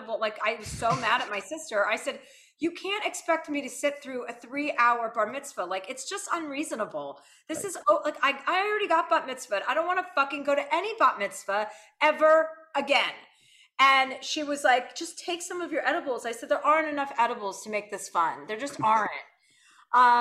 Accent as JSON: {"language": "English", "region": "New Jersey", "country": "United States", "moved": "yes", "lives_now": "Los Angeles, United States", "said": "I'm from New Jersey"}